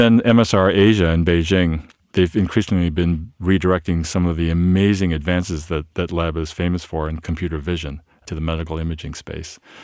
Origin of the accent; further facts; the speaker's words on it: Ohio, United States; I'm Korean by heritage. I was born in Ohio, but, uh, Korean by heritage, and my parents immigrated from Korea